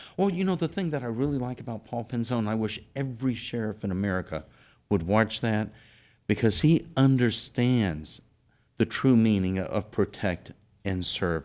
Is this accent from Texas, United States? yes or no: yes; South Texas, United States; I'm from South Texas